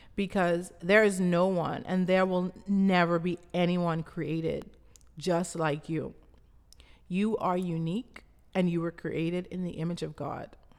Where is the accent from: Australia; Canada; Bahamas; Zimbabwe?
Bahamas; Abaco; I grew up in Abaco, Bahamas, which is the third largest island of the Bahamas.